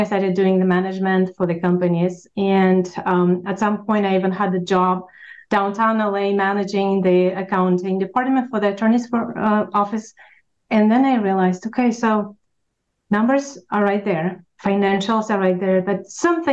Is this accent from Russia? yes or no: yes; Russia; English is a second language; moved away as an adult; now in United States; I am an immigrant from Russia.